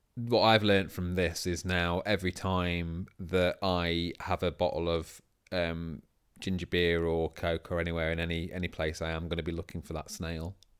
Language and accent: English; Sheffield, Yorkshire and the Humber, United Kingdom; now in London, United Kingdom; I'm from Sheffield